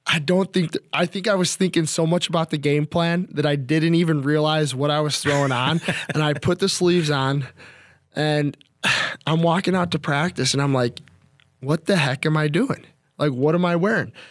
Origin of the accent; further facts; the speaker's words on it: Midwest, United States; but I grew up in the Midwest where snow is a normal part of of the season